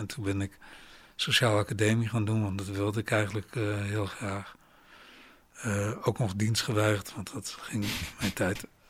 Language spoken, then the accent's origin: Dutch; Rijssen, Overijssel, Netherlands; moved away as an adult; ik kom uit Reizen